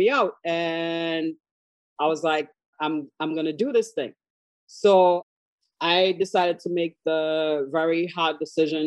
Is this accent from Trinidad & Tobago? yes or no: yes; Tobago, Trinidad & Tobago; moved away as an adult; also born or lived in Washington, District of Columbia, United States; now in Maryland, United States; So originally, I am from Trinidad and Tobago, born and raised on the smaller of the two islands, which is Tobago